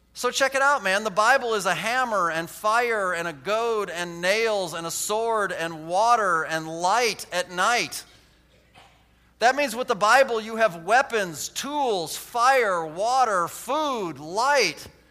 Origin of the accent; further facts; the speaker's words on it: United States; I'm an American